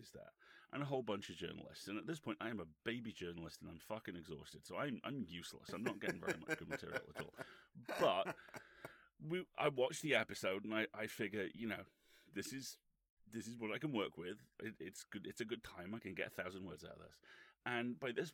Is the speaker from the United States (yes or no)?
no; Isle of Man; moved away; I grew up on the Isle of Man